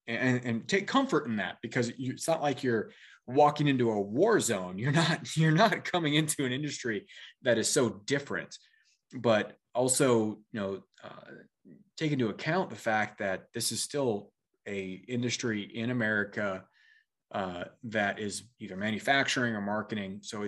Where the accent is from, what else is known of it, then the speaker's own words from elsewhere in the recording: Washington, United States; And we had I grew up in Central Washington. We had a cabin in Montana, Missoula area.